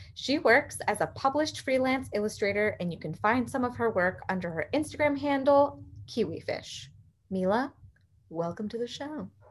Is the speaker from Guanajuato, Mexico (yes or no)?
yes; San Miguel de Allende, Guanajuato, Mexico; also born or lived in United States; San Miguel de Allende, Guanajuato, um, in the heart of Mexico. As you guys know, I've talked about it a lot. It is my hometown.